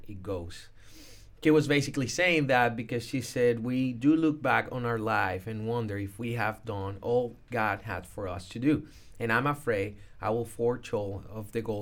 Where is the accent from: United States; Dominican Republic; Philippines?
Dominican Republic; I was born in the Dominican Republic